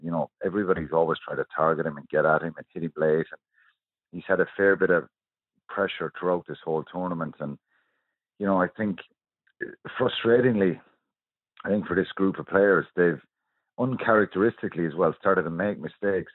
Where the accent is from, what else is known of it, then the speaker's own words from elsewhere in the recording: Ireland; We're brilliant as, as Irish people.